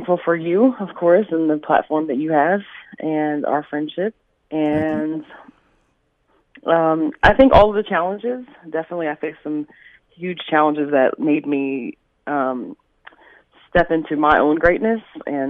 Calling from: New York City, New York, United States; I'm calling from New York.

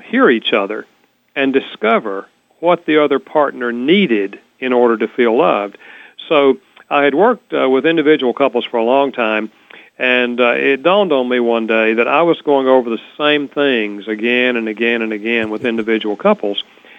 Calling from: Winston-Salem, North Carolina, United States; Oh, yeah. Winston-Salem.

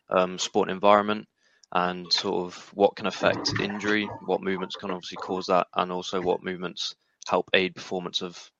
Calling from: Wales, United Kingdom; Yeah, not too far from Sam, actually. Mid Wales as well.

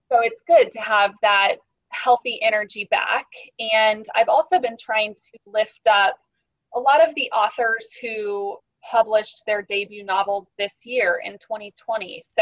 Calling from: St. Petersburg, Florida, United States; I'm tuning in from St. Petersburg, Florida, so quite the distance

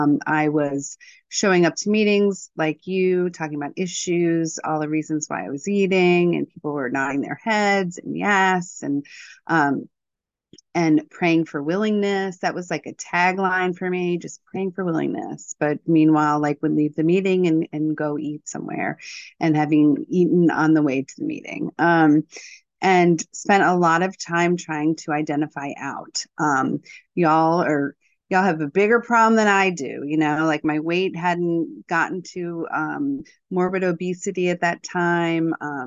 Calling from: Virginia, United States; I'm calling in from Virginia.

